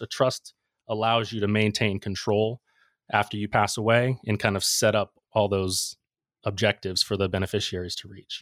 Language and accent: English; Ocala, Florida, United States; I wanted to work in my hometown, so I, I came back to Ocala